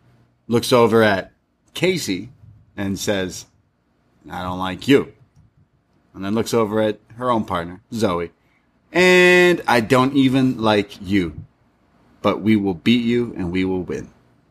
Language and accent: English; Canada; that's true. We're Canadian.